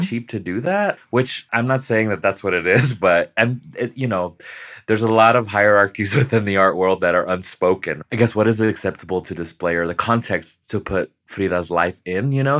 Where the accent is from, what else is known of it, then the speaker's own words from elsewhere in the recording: Las Vegas, Nevada, United States; I was born and raised in Las Vegas, Nevada